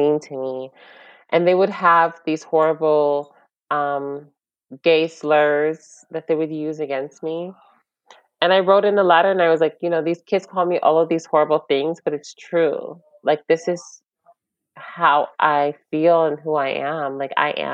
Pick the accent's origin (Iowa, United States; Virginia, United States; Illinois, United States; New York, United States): New York, United States; we just started school in New York